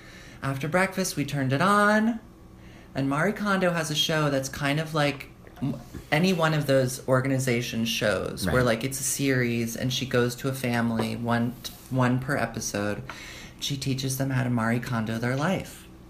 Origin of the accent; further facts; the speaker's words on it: United Kingdom; I'm British.